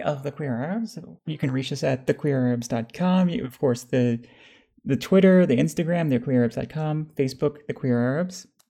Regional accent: United States; I was raised in America

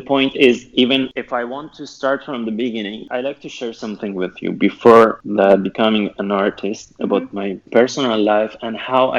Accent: Tehran, Tehran Province, Iran; moved away as an adult; now in Beirut, Lebanon; I'm an Iranian painter in Beirut. I'm a queer artist. It's almost 3 years that I left my country and I came from Tehran to Beirut to find a space to work as a queer artist and exhibit. And now I'm in Beirut.

